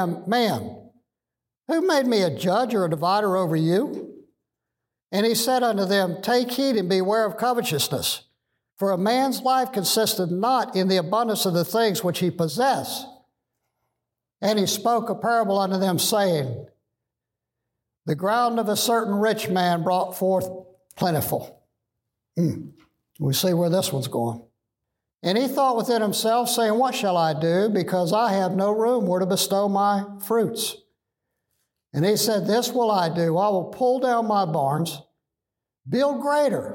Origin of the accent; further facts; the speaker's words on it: United States; American Christians